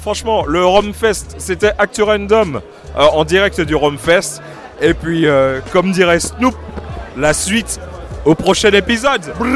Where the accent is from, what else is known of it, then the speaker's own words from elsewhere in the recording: Martinique; je suis martiniquais